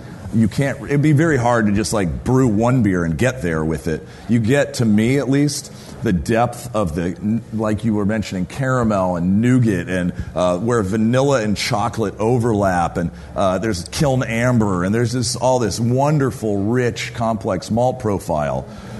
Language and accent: English; San Francisco, California, United States; I grew up in California, completely removed from that tradition. My grandmother moved from New York when she was 19 and left college and moved to California. We grew up as reformed suburban California Jews.